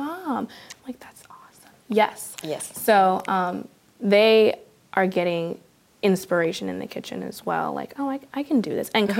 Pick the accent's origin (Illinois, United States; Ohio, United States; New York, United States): Illinois, United States; Peoria; I am born and raised in Peoria